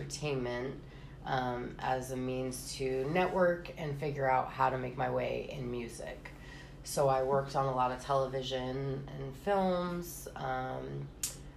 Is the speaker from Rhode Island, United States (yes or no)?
yes; East Greenwich, Rhode Island, United States; moved away as an adult; also born or lived in New York / Florida; I was born and raised in East Greenwich, Rhode Island